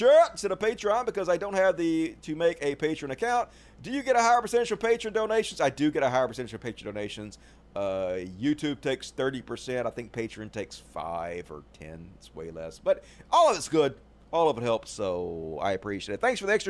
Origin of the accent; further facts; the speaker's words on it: Mississippi, United States; my home state of Mississippi